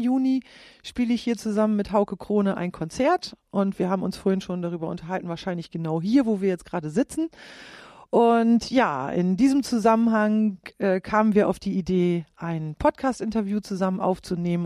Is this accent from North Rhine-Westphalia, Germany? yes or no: no; Klostermoor, Lower Saxony, Germany; moved away as an adult; Aufgewachsen bin ich in Klostermoor im Landkreis Leer